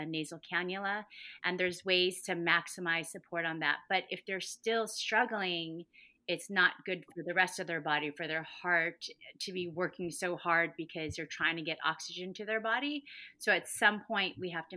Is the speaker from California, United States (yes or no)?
yes; Huntington Beach, California, United States; also born or lived in Boston; I am from Huntington Beach originally